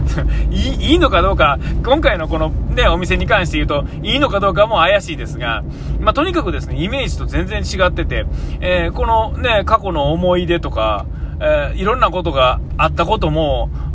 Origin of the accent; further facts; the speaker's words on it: Nara, Japan; moved away; also born or lived in Kyoto; あの高校で卒業するまで、えー、奈良にいて